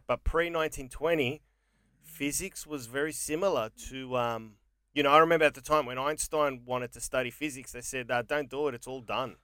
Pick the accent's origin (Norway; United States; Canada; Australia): Australia; also born or lived in England; Australia is my father, Greece is my mother